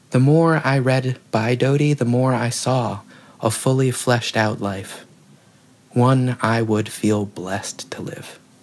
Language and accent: English; the South, United States; growing up in the South